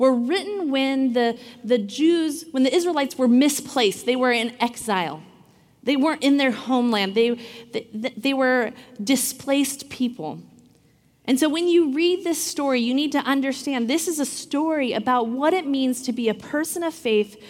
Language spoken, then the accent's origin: English; Washington, United States; I grew up in Washington, so it rains a lot typically